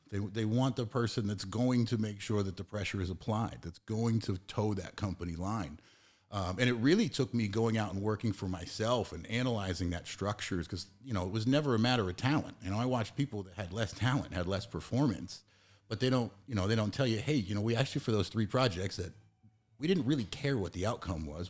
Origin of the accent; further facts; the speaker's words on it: Massachusetts, United States; I'm from Massachusetts